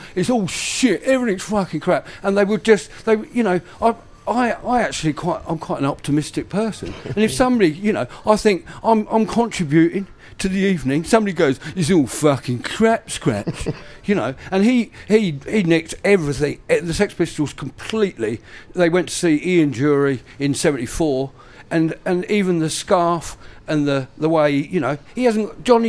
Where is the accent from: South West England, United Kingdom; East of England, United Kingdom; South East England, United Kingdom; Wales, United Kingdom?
South East England, United Kingdom; Brighton; It's you know, I'm from Brighton, so it's maybe 30 miles along the coast.